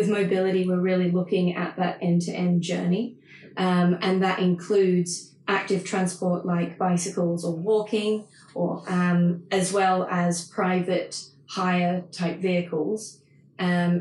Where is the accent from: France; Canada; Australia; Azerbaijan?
Australia; moved away; I'm Australian, so I am going to say data